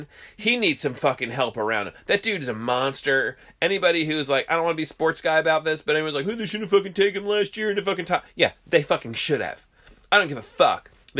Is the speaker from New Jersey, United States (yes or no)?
yes; New Jersey, United States; we're from New Jersey